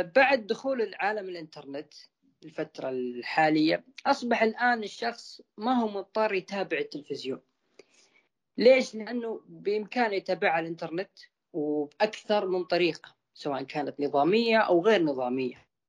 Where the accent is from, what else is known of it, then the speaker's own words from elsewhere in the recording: Saudi Arabia; عندنا في السعوديه